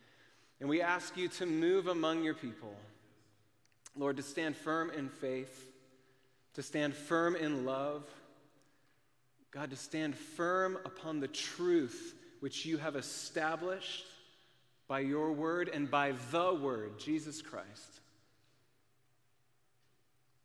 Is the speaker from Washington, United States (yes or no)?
yes; Cashmere, Washington, United States; now in Minnesota, United States; I grew up in Kashmir